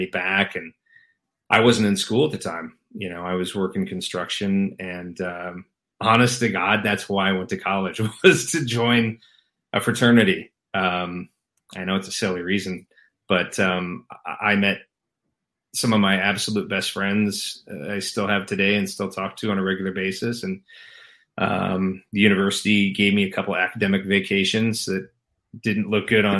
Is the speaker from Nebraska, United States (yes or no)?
yes; Lincoln, Nebraska, United States; moved away as an adult; now in Los Angeles, United States; Born and raised in Lincoln